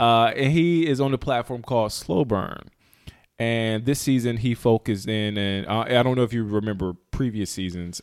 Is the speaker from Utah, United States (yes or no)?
no; North Carolina, United States; we're coming from North Carolina